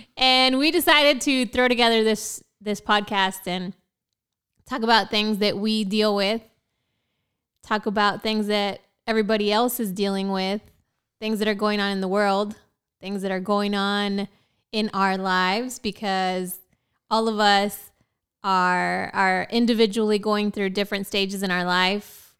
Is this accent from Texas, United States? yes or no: no; Prineville, Oregon, United States; moved away as an adult; also born or lived in Portland, Oregon; now in San Antonio, United States; I'm originally from Central Oregon